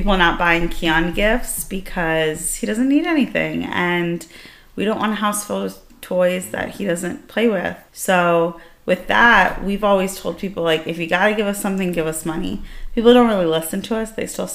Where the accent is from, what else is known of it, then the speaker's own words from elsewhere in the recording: Iran; moved away; I'm from Iran.